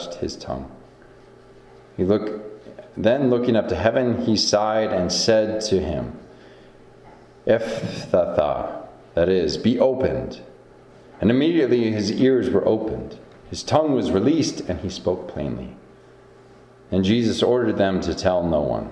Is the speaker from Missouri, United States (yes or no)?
no; Iowa, United States; Growing up in Iowa